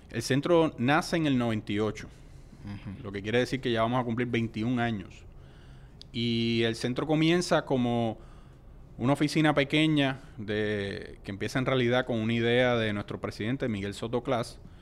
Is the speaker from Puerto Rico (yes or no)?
yes; Puerto Rico; also born or lived in New Delhi, India / United States; somos una colonia de los Estados Unidos